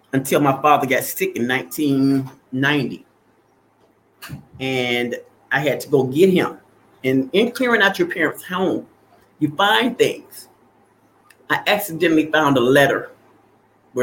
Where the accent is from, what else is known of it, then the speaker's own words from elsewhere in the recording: Arkansas, United States; I was not born on the south side of Chicago. I was born in Arkansas